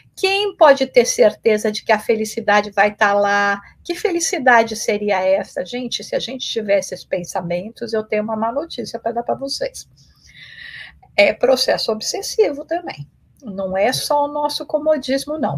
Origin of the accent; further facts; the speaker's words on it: Brazil; also born or lived in England; now in United States; eu já saí do Brasil, esse ano está é, fazendo 29 anos que eu, que eu saí do Brasil, e primeiro indo para a Inglaterra, onde eu fiquei três anos, e depois aqui nos Estados Unidos